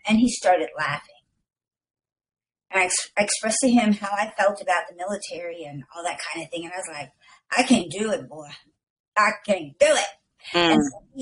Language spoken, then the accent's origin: English; Chicago, Illinois, United States; moved away as an adult; now in Moreno Valley, United States; I'm from Chicago